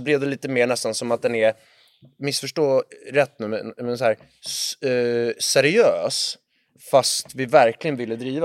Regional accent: Lidingö, Stockholm County, Sweden; vi är från Lidingö

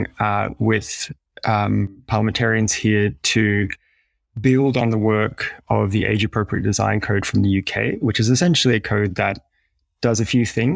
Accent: Australia; ourselves being Australian

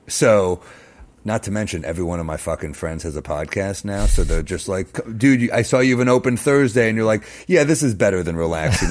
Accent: New York City, New York, United States; I grew up in Manhattan

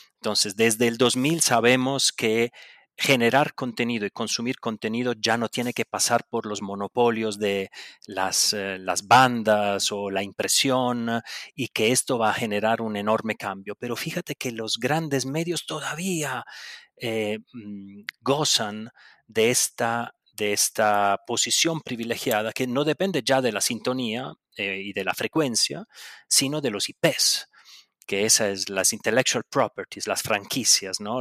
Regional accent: Buenos Aires, Argentina; accent: Italian; por más que me escuchen el acentico italiano, nací en Buenos Aires de mamá brasilera y sí, bueno, de papá italiano

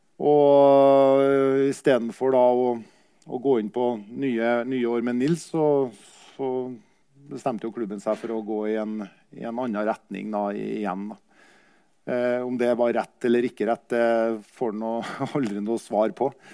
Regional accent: Kyrksæterøra, Trøndelag, Norway; jeg var jo også hjemme på hjemplassen min på Kyrksæterøra

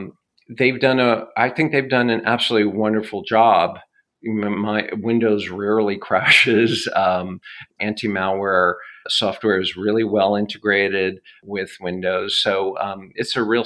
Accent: United States; as Americans

